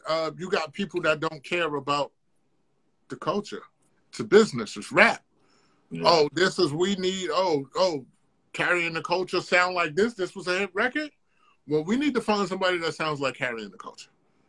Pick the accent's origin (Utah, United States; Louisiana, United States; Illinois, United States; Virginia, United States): Virginia, United States